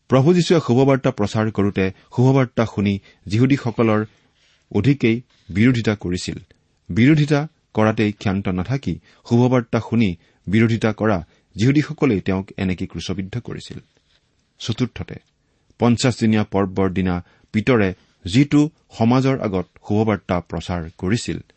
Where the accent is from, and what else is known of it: Assam, India; first language Assamese